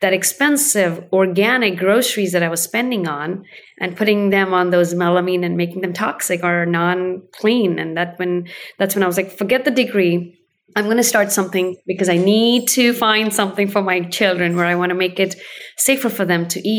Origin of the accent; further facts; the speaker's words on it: India; now in Oregon, United States; I was born in India and I did eat on leaves while I was growing up